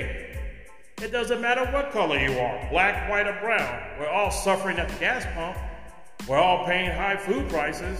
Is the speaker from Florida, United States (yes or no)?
no; California, United States; moved away; California, right now my home state.